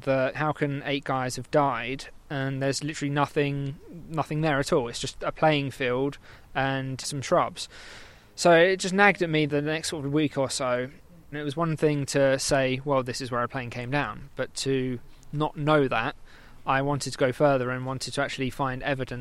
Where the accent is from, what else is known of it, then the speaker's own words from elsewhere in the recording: Milton Keynes, South East England, United Kingdom; I'm from Milton Keynes, so probably about 2 hours, 100-odd miles